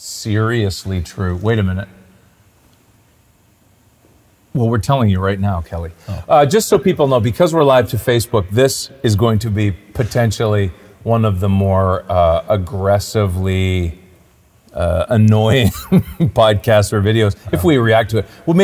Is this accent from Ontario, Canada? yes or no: yes; Clinton, Ontario, Canada; I came from a small town, Clinton, Ontario.